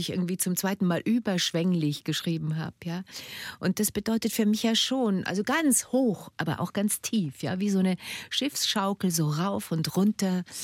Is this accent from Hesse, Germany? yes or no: no; Munich, Bavaria, Germany; Also ich als Münchner Mädchen, ja, ich werde doch wohl mit Stöckelschuhen auf dem Kopfsteinpflaster rumlaufen können.